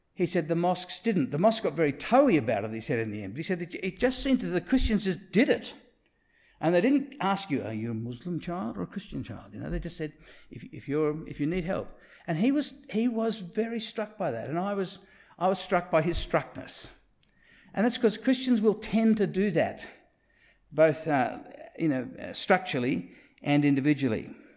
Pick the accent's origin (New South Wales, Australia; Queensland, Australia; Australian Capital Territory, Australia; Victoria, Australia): New South Wales, Australia; Sydney; I grew up in Rose Bay